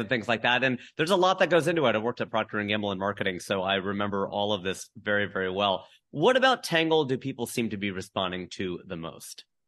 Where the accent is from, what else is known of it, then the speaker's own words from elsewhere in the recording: Cincinnati, Ohio, United States; moved away; my hometown of Cincinnati